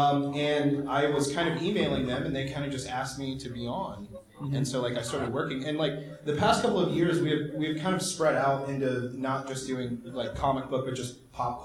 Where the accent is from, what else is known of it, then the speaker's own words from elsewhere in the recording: Fort Wayne, Indiana, United States; I'm actually from Fort Wayne, Indiana